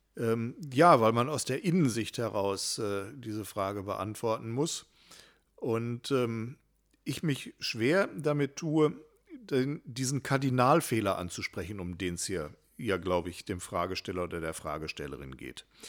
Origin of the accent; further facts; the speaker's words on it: Hattingen, North Rhine-Westphalia, Germany; in meiner Heimat- und Geburtsstadt